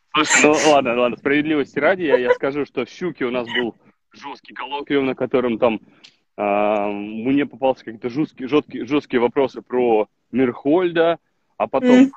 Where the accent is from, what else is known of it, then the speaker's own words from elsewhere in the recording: Vologda, Vologda Oblast, Russia; я из Вологды